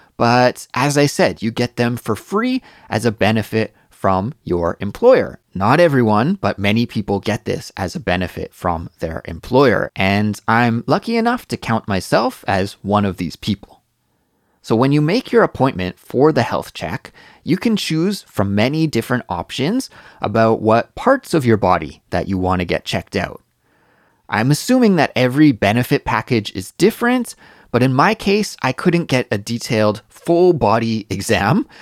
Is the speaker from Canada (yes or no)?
yes; Canada; now in Korea; As a Canadian